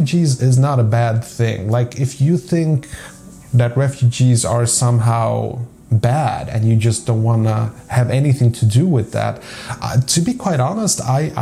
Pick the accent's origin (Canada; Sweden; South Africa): Sweden; also born or lived in Poland; I grew up in a very segregated suburb, okay, where like 90%, you know, I'm from Sweden